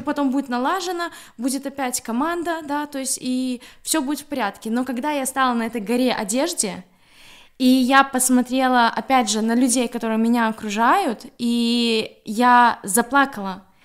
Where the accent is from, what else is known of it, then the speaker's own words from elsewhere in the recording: Grodno, Grodno Region, Belarus; moved away as an adult; now in Gdańsk, Poland; я из Беларуси, я из города Гродно, э, живу в Польше, город Гданьск, 5-6 лет